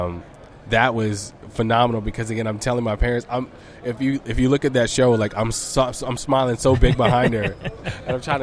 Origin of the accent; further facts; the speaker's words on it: Birmingham, Alabama, United States; we're two kids from Birmingham who like had a dream, who used to perform locally.